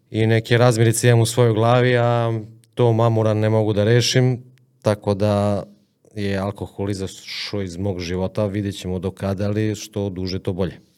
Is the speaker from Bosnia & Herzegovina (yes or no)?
no; Serbia; ja želim da uhvatim ribu u Moravi, u mojoj reci